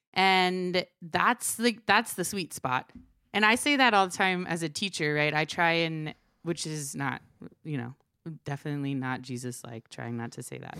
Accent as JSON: {"language": "English", "region": "Maryland", "country": "United States", "tie": "born or raised there", "also_born_or_lived": "Cuba", "said": "my earliest memory is when I was three. and we moved from Cuba to Fr, uh, Maryland."}